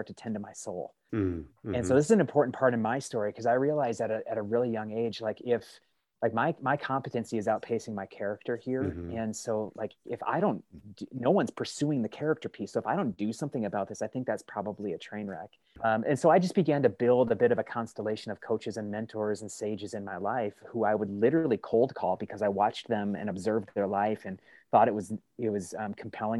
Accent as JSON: {"language": "English", "region": "Midwest", "country": "United States", "tie": "born or raised there", "said": "I grew up in the Midwest in dairy farm country, a little tiny rural village kind of packed between cornfields, dairy barns, and a military fort"}